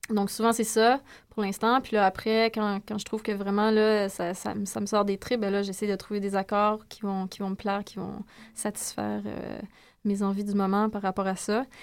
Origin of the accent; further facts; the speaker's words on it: Saint-Joseph-de-Madawaska, New Brunswick, Canada; now in Montreal, Canada; je viens du Nouveau-Brunswick, de Edmundston en fait, une petite, euh, un petit village près d'Edmondson qui s'appelle Saint-Joseph de Madawaska.